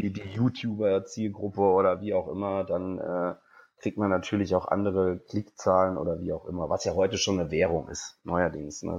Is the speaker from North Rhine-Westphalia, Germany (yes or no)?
no; Geisenheim, Hesse, Germany; moved away; also born or lived in Cologne; Ich bin eigentlich Hesse, also ich komme eigentlich aus dem Rheingau. Bei mir in Geisenheim